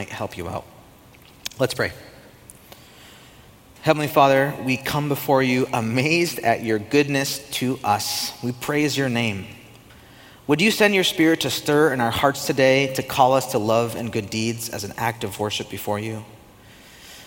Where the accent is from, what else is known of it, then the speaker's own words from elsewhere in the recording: United States; as an American